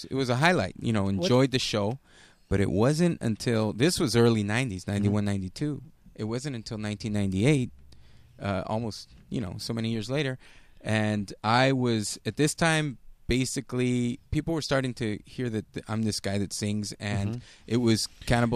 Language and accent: English; La Habra, California, United States; La Habra is my hometown